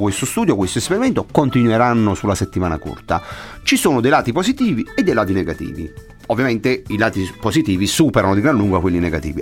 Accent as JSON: {"language": "Italian", "town": "Naples", "region": "Campania", "country": "Italy", "said": "da napoletano, eh, da campano, insomma, da, da, da uomo del sud"}